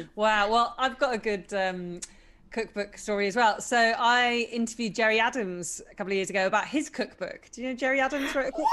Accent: United Kingdom; I am British, so I don't want to mock my own people

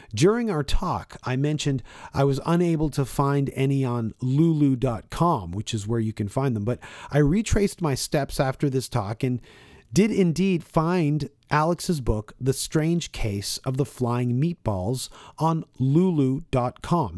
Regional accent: Toronto, Ontario, Canada; I grew up at uh, Finch and uh, Don Mills and Finch.

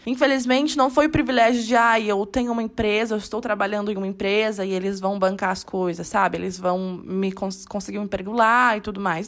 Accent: Salto, São Paulo, Brazil; moved away as an adult; now in Londrina, Brazil; eu sou do interior, eu sou de Salto.

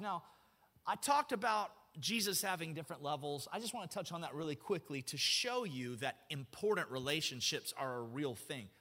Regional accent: Alabama, United States; moved away; I grew up in Alabama

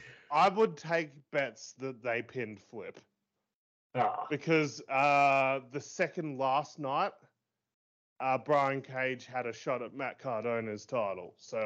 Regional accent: Australia; even as an Aussie

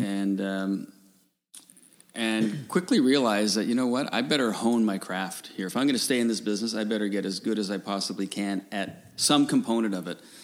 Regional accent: Newfoundland and Labrador, Canada; I grew up in Newfoundland

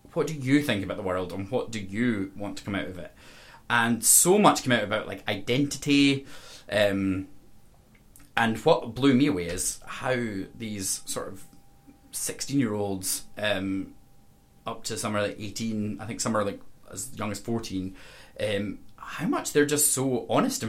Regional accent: Castle Douglas, Scotland, United Kingdom; I come from Castle Douglas, so like a very rural environment.

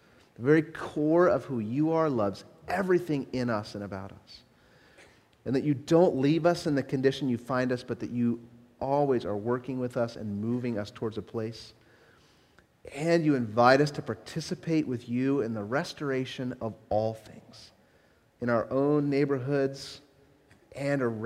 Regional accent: Southern California, United States; I grew up in Southern California

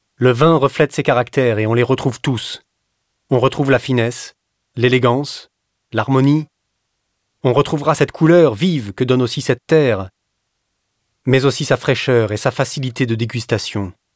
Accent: Florence, Tuscany, Italy; moved away as an adult; also born or lived in Castello di Ama, Tuscany; Je suis parti de Florence pour arriver ici en mille neuf cent quatre-vingt-deux. Je suis d'origine florentine

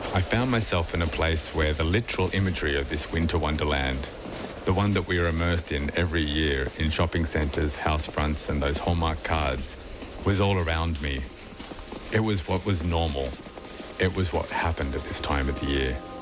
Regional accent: Australia; moved away as an adult; also born or lived in west of Ireland; now in Ireland; When I was about eight, growing up in Australia in the early 80s

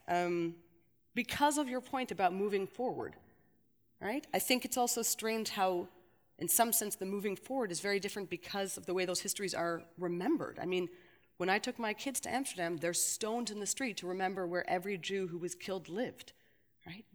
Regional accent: Canada; now in Belgium; I see it as a Canadian

